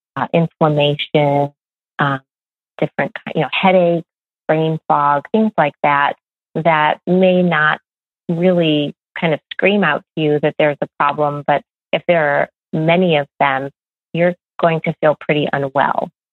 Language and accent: English; Midwest, United States; I grew up in the Midwest